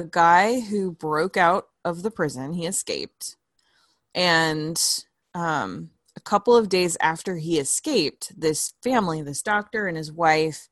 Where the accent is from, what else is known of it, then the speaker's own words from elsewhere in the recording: California, United States; my hometown